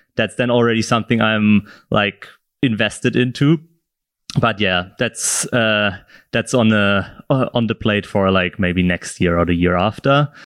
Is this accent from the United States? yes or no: no; south of Germany, Germany; moved away as an adult; now in Berlin, Germany; I'm from, originally from the south of Germany